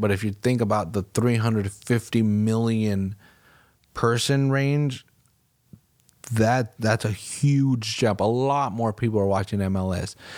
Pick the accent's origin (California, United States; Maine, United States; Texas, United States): California, United States; Salinas; my hometown